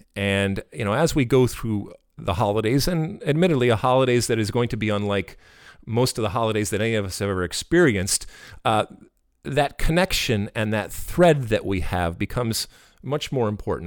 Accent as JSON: {"language": "English", "country": "United States", "said": "we're American"}